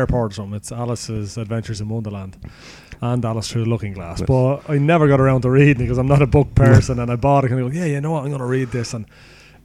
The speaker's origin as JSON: {"language": "English", "country": "Ireland", "said": "we are Irish"}